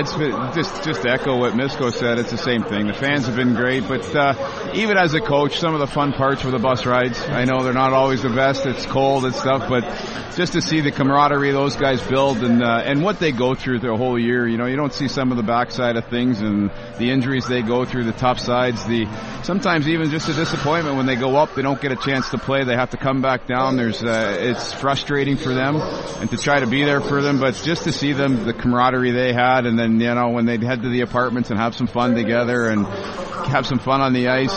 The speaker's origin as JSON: {"language": "English", "town": "Sudbury", "region": "Ontario", "country": "Canada", "tie": "born or raised there", "moved": "as an adult", "lives_now": "Indianapolis, United States", "said": "I was born and raised in Sudbury, grew up there"}